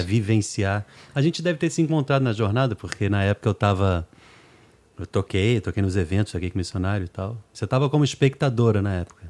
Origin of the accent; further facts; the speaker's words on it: Brazil; accent: Brazilian; also born or lived in New York, United States; a gente que é nascido na América